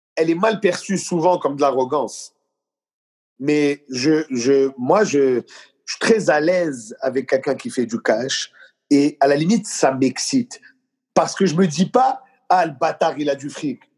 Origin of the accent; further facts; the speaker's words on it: Quebec, Canada; je suis vraiment québécois dans ma culture, dans mes racines